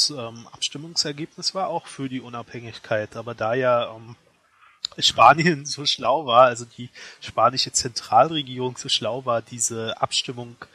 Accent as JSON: {"language": "German", "region": "Berlin", "country": "Germany", "tie": "born there", "said": "ich wurde in Berlin geboren."}